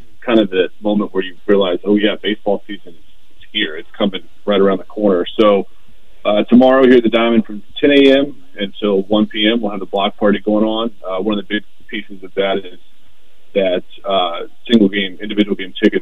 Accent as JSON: {"language": "English", "area": "Tidewater area", "region": "Virginia", "country": "United States", "tie": "born or raised there", "said": "I grew up down in the Tidewater area"}